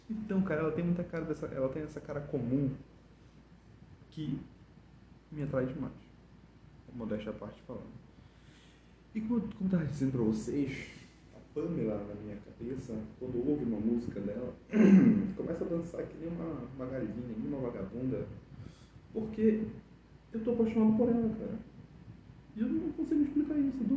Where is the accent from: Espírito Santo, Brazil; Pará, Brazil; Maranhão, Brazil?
Pará, Brazil; Belém; born there; ela tem cara daqui que nasceu aqui em Belém e eu nasci aqui em Belém, né?